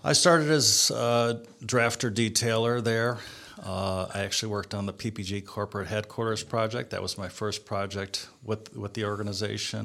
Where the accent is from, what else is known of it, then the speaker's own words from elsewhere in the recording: Cleveland, Ohio, United States; I'm from Cleveland, Ohio. Uh, lived here most of my life.